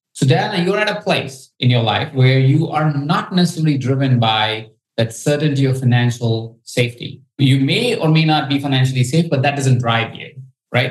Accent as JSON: {"language": "English", "country": "India", "said": "I come from India"}